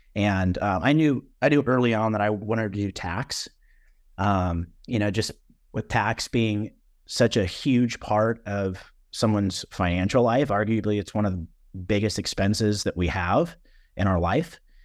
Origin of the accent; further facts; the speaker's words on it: Orange County, California, United States; moved away as an adult; now in Nashville, United States; I'm originally from Orange County, California, Southern California.